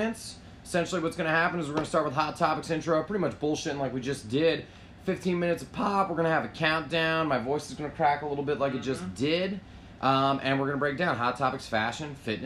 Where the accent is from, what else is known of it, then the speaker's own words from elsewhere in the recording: Northeast, United States; also born or lived in Connecticut; now in New York City, United States; born and raised in the Northeast